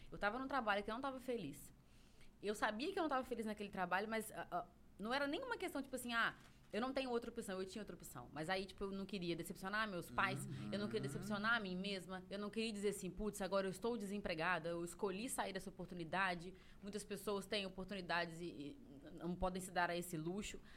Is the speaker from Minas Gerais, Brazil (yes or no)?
yes; Minas Gerais, Brazil; Sim, bom, eu sou mineira, né? Em bom mineiro